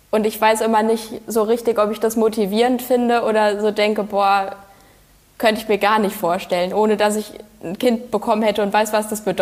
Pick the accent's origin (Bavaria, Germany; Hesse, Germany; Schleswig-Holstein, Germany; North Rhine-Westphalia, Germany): Hesse, Germany; Frankfurt; Und in Frankfurt, meiner Heimatstadt, bin ich auch schon häufig gelaufen.